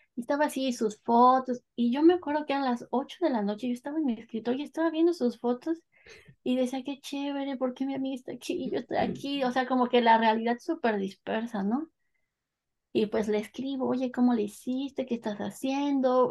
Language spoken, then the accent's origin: Spanish; northern State of Mexico, Mexico; moved away as an adult; also born or lived in London, United Kingdom; now in Coventry, United Kingdom; yo soy del Estado de México, pero cuando digo Estado de México, del norte del Estado de México